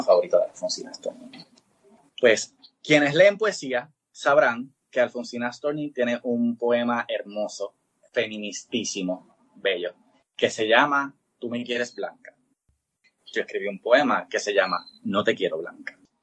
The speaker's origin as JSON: {"language": "Spanish", "country": "Puerto Rico", "said": "encima somos colonia"}